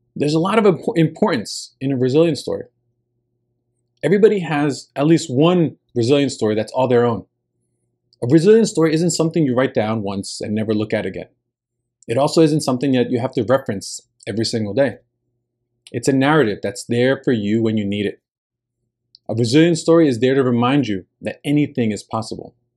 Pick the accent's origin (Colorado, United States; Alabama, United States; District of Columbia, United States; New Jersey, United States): New Jersey, United States; first language Spanish; English is a second language; moved away as an adult; I had rarely traveled out of my home state of New Jersey